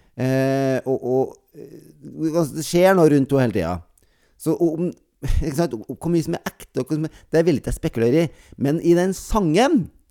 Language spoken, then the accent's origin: Norwegian; near Bjugn, Trøndelag, Norway; Nesten der jeg kommer fra